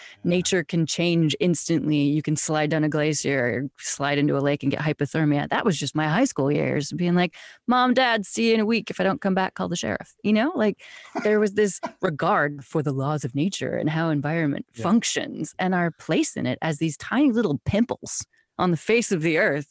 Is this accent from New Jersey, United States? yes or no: no; Wyoming, United States; I'm from Wyoming. So like you, I grew up outdoors. I grew up in the wilderness